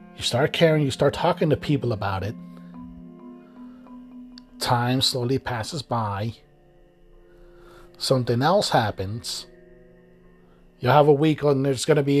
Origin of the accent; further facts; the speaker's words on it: Miami, Florida, United States; I grew up in Miami